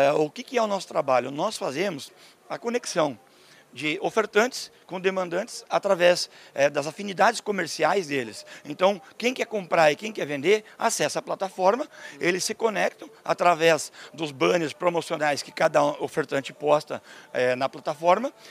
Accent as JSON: {"language": "Portuguese", "town": "Canoinhas", "region": "Santa Catarina", "country": "Brazil", "tie": "born or raised there", "said": "eu sou brasileiro, sou de Santa Catarina"}